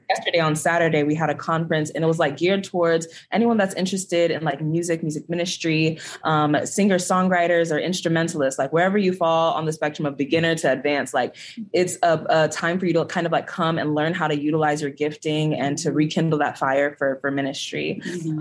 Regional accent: Houston, Texas, United States; I am from Houston, Texas

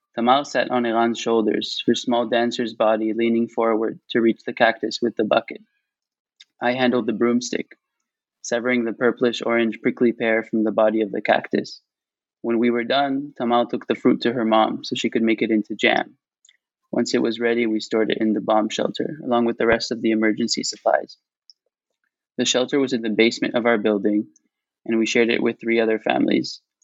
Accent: Tel Aviv, Tel Aviv District, Israel; also born or lived in Cambridge, United Kingdom / Boston, United States / New York, United States; I'm calling from Tel Aviv, um, and there's this big um, public garden outside my window

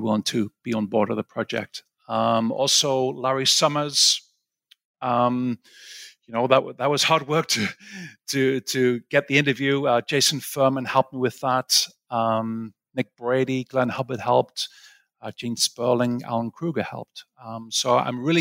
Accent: Sunderland, North East England, United Kingdom; moved away as an adult; also born or lived in Aberdeen, United Kingdom / Cambridge, United Kingdom / St Andrews, United Kingdom; now in New York, United States; I'm from a place called Sunderland, which is the northeast of England.

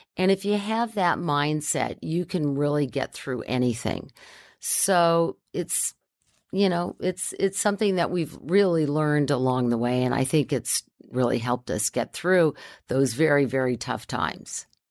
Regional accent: Southern California, United States; also born or lived in San Fernando Valley; I grew up in Southern California

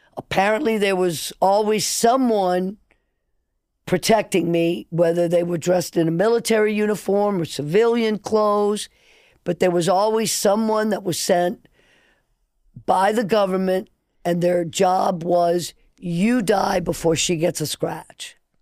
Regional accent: New Orleans, Louisiana, United States; also born or lived in Nicaragua; I grew up in New Orleans

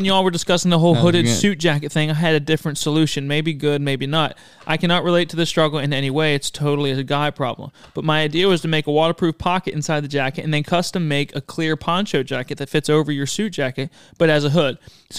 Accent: Dothan, Alabama, United States; I'm from the Dothan area.

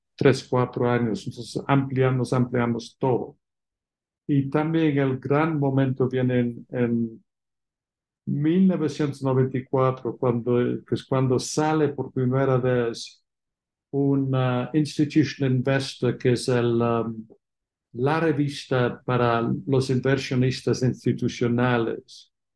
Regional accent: England, United Kingdom; Spanish is a second language; moved away as an adult; also born or lived in Oxford, England / London, England; now in Mexico; como se entiende por mi acento, nací fuera de México, en Inglaterra

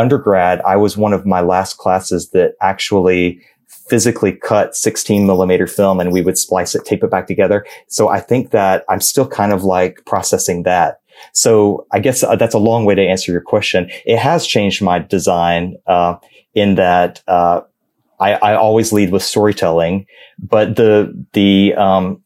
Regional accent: Georgia, United States; I am from Georgia

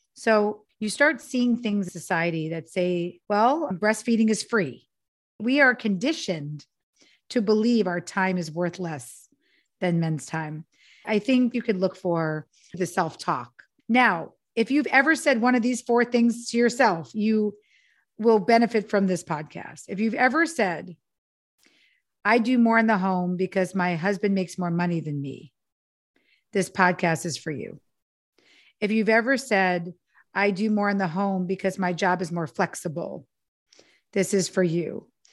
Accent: New York, United States; now in Los Angeles, United States; I'm from New York, but I live in L A now

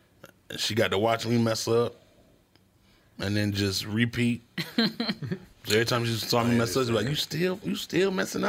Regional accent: Virginia, United States; Yeah, so I grew up in Virginia and technically the South.

